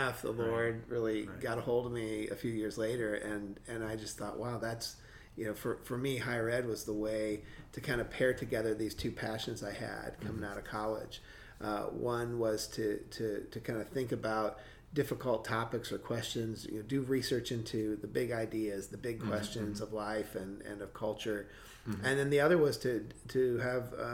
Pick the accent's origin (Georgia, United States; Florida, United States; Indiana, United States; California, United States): Indiana, United States; moved away; I grew up in Indiana in the Midwest, where my wife and I met when we were in high school